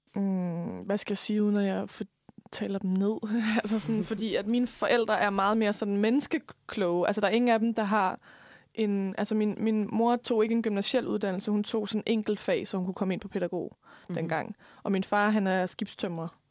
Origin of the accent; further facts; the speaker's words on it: Lemvig, Central Denmark Region, Denmark; accent: Jutlandic; moved away; jeg opvokset ude på landet i Lemvi, hvor man ikke rigtig har et ordforråd